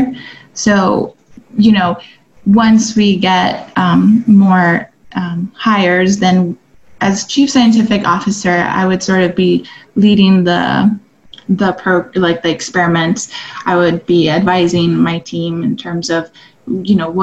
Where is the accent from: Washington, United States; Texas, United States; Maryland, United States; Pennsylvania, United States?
Texas, United States; El Paso; also born or lived in Austin, Texas; I'm from El Paso, Texas